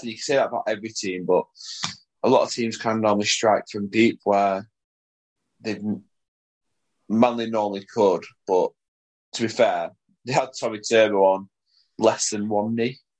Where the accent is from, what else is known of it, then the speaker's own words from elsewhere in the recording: Salford, North West England, United Kingdom; also born or lived in Leigh; If you look at my passport, it will say place of birth, Salford